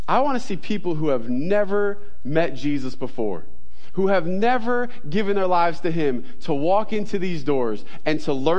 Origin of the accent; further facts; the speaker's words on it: New York, United States; I'm a New Yorker. I'm Italian